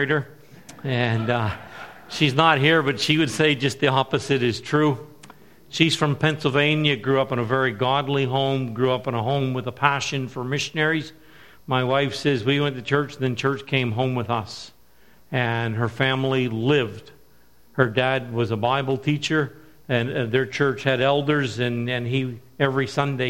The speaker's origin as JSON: {"language": "English", "town": "Woodstock", "region": "New Brunswick", "country": "Canada", "tie": "born or raised there", "said": "I'm from Woodstock, New Brunswick. Grew up in the area. Grew up on a farm."}